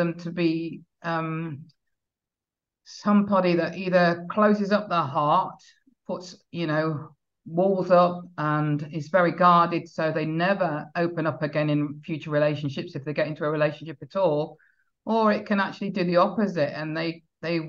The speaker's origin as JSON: {"language": "English", "country": "United Kingdom", "said": "I am British, I'm not from the Caribbean"}